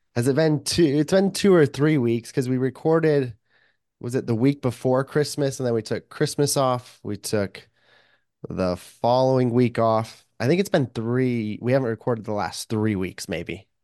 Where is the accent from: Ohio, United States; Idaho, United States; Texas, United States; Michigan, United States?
Idaho, United States; moved away as an adult; now in Saint George, United States; I grew up, born and raised in Idaho and only lived down in southern Utah where it's, in the desert, decent amount warmer. for, like, the last three years